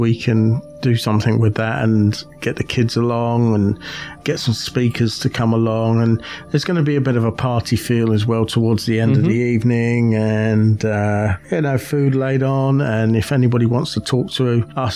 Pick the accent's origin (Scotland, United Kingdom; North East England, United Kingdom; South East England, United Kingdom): South East England, United Kingdom; near Green Dragon Eco Farm, Buckinghamshire; the Green Dragon Eco Farm in Buckinghamshire. It's just outside my hometown